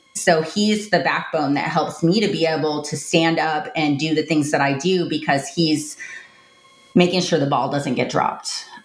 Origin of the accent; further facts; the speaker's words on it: Tampa, Florida, United States; I grew up in Tampa, Florida